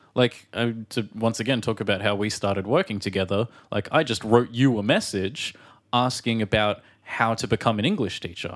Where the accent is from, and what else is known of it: Australia